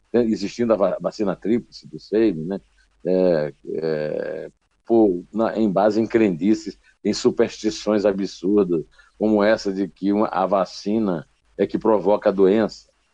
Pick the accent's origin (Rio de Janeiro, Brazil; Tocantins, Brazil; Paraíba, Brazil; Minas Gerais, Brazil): Paraíba, Brazil; Uiraúna; eu sou de Uiraúna, no sertão da Paraíba, quase Ceará